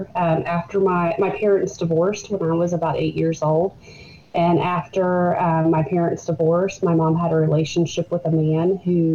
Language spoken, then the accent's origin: English; Burlington, Kentucky, United States; moved away as an adult; now in Georgetown, United States; I am from Burlington. That's where I grew up.